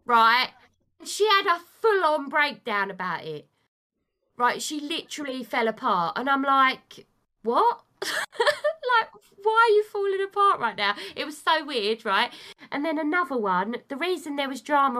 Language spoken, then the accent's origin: English; United Kingdom; I'm British.